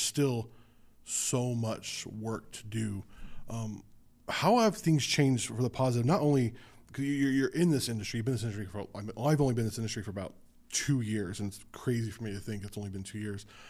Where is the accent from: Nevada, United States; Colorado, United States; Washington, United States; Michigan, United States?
Nevada, United States; Las Vegas; moved away as an adult; also born or lived in Southern California; now in Southern Oregon, United States; I'm a city kid. I'm from Las Vegas in Southern California